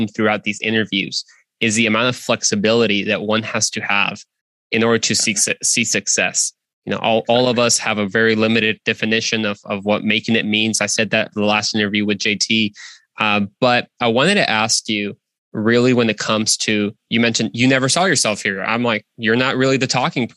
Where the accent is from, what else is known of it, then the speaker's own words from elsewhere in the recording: Mexico; now in United States; I'm from Mexico.